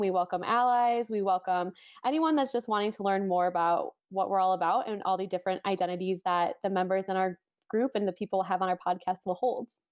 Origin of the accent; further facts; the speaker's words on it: Chicago suburbs, Illinois, United States; I was born and raised in the Chicago suburbs